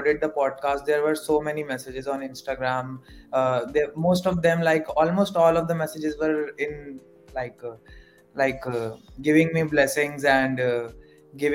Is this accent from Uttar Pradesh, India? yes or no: yes; Varanasi, Uttar Pradesh, India; I am from Kashi